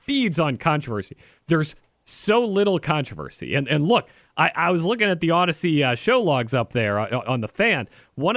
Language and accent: English; Central Time Zone, United States; now in Richmond, United States; when I was growing up in the Central Time Zone